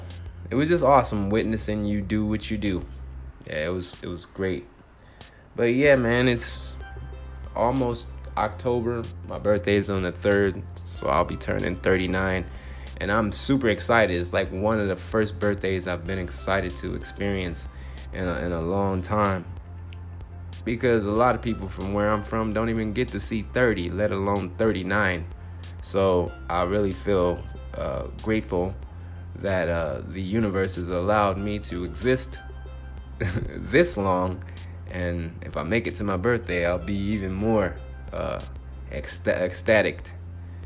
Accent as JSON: {"language": "English", "town": "Compton", "region": "California", "country": "United States", "tie": "born or raised there", "moved": "yes", "lives_now": "Phoenix, United States", "said": "Compton, my hometown"}